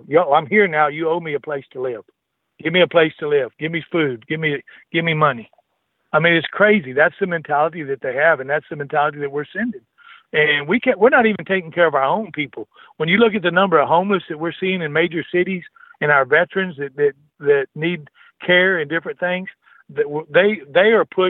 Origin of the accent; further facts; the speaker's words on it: Texas, United States; as a Texan